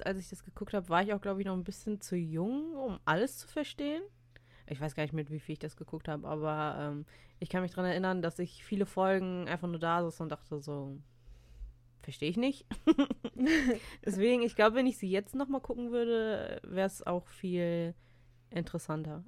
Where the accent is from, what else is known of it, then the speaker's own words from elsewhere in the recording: Russia; ich habe eine sehr ähm, laute Stimme als Russin